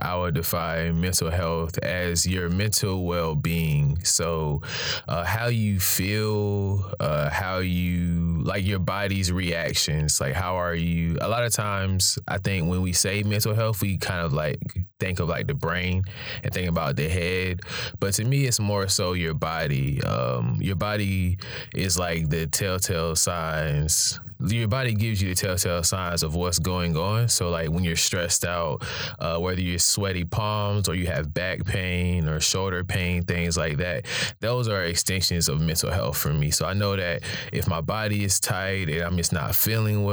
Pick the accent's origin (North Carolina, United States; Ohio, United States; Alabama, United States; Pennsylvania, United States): North Carolina, United States; Raleigh; I'm a Raleigh native.